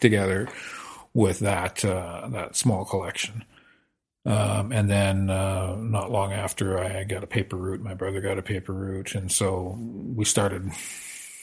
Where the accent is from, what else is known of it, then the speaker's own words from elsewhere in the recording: Saskatoon, Saskatchewan, Canada; also born or lived in Lethbridge, Alberta / British Columbia; now in Meacham, Canada; I born in Lethbridge, but grew up from the age of four in Saskatoon